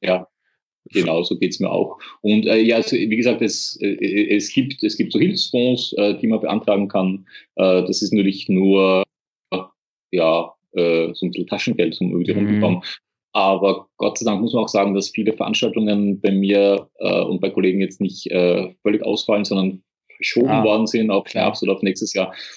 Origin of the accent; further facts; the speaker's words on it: Austria; bei uns in Österreich